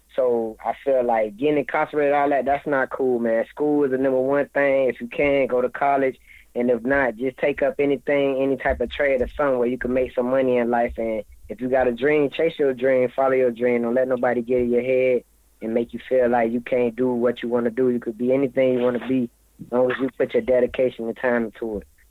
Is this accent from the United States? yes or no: yes; Florida, United States; I'm from Florida